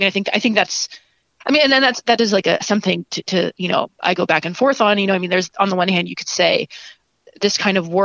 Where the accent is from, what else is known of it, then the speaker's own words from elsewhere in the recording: Ohio, United States; moved away; also born or lived in Chicago; my hometown also, it's a small town in Ohio